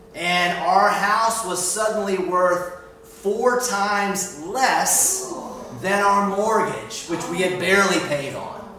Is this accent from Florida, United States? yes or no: yes; Miami, Florida, United States; moved away as an adult; now in Edinburgh, United Kingdom; We're from Miami, Florida